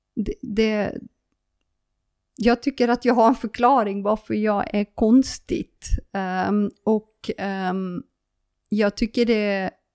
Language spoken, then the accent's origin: Swedish; Friesland, Netherlands; Swedish is a second language; moved away as an adult; now in Sweden; Jag är en holländare som flyttade till Sverige. Eh, en frisare som flyttade till Sverige